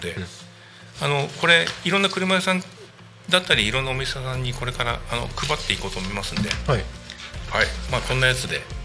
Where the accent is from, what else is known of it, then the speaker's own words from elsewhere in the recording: Katsushika, Tokyo, Japan; also born or lived in Kashiwa, Chiba / Narita, Chiba; now in Tako, Japan; 生まれがですね、はい、東京の葛飾で